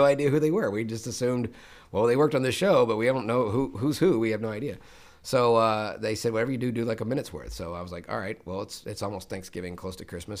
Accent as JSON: {"language": "English", "town": "Memphis", "region": "Tennessee", "country": "United States", "tie": "born or raised there", "moved": "as an adult", "said": "I was born in Memphis, Tennessee"}